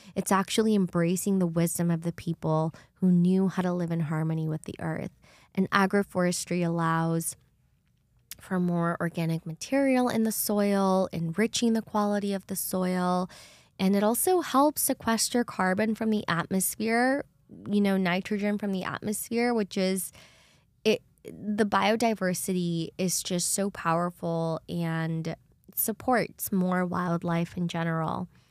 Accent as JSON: {"language": "English", "country": "El Salvador", "tie": "born or raised there", "moved": "yes", "said": "I grew up in El Salvador which is right next to Guatemala"}